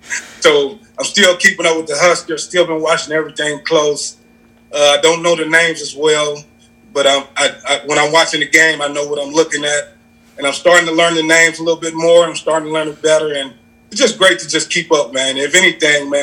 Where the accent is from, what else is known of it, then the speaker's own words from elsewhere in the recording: Mississippi, United States; moved away as an adult; now in Lincoln, United States; I'm from Mississippi, yeah. So I'm sorry for anybody who probably can't understand me. I'm from the swamp, man. I'm from Mississippi